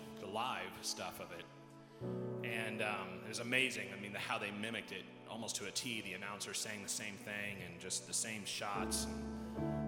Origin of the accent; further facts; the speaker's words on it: United States; as an American